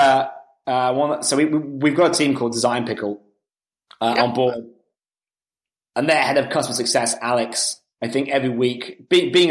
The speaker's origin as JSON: {"language": "English", "country": "United Kingdom", "moved": "yes", "said": "I'm actually British originally"}